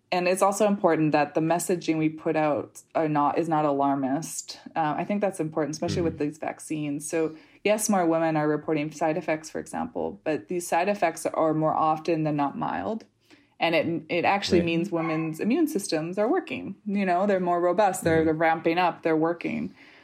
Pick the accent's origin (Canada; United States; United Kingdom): Canada; This is a U.S. thing where the list